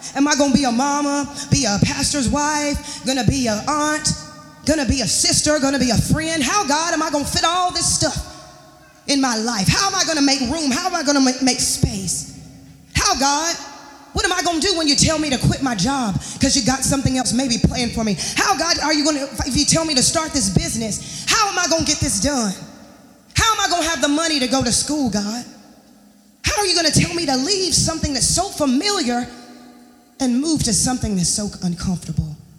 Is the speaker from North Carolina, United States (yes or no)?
yes; Charlotte, North Carolina, United States; moved away; I'm gonna go back home. I'm from Charlotte. I'm gonna go back home. I'm gonna stay with my mom and my dad